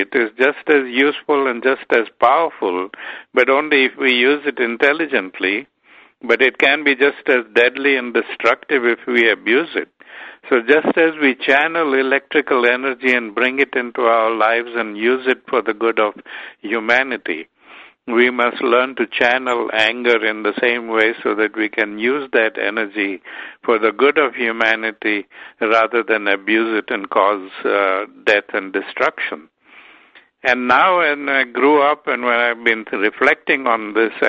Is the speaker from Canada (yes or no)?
no; Durban, KwaZulu-Natal, South Africa; I grew up in South Africa where there was a lot of prejudice